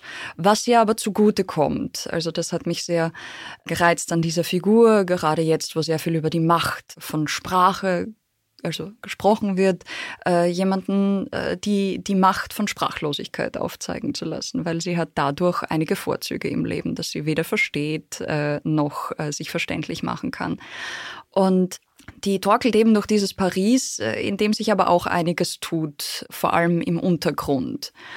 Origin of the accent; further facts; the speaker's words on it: Austria; ich würde sagen, ich bin Österreicherin